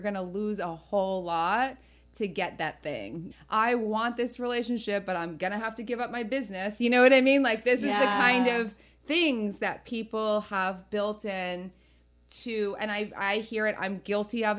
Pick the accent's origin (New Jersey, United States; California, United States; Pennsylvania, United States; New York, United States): New Jersey, United States; born or raised there